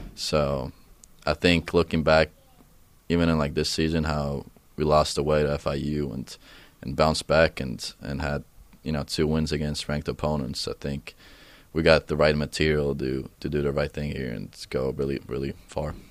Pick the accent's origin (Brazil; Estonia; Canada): Estonia; Tartu, Tartu County; first language Estonian; English is a second language; moved away; my hometown, Tartu, it's, it's actually a university down back home.